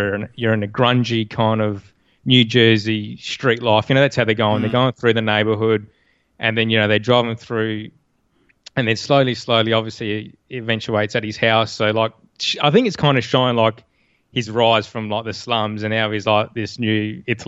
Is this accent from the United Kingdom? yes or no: no; Australia; us being Australian